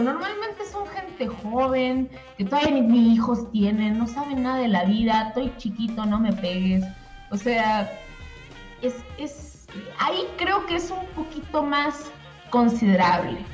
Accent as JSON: {"language": "Spanish", "town": "Monterrey", "region": "Nuevo León", "country": "Mexico", "tie": "born or raised there", "moved": "yes", "said": "yo crecí en Monterrey, yo soy de Monterrey"}